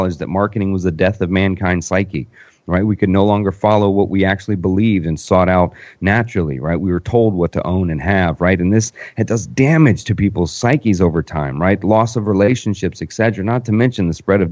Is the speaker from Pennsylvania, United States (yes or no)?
no; Orlando, Florida, United States; I'm from Orlando. I live in Orlando